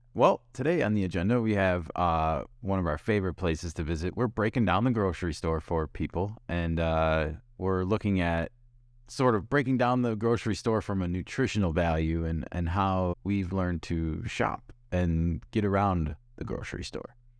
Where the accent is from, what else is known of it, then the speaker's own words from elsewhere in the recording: Midwest, United States; now in West Coast, United States; we come from the Midwest and we live on the West Coast